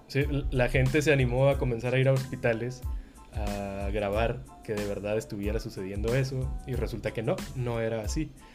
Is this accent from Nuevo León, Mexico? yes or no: yes; Monterrey, Nuevo León, Mexico; nosotros que somos de Nuevo León, somos regios